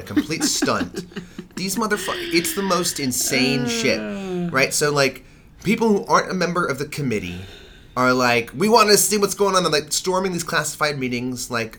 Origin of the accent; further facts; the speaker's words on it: New York, United States; I'm a New Yorker.